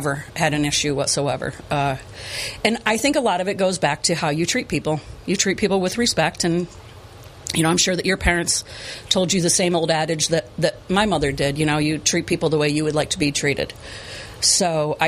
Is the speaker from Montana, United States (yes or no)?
no; Chenango Bridge, New York, United States; I grew up in Chenango Bridge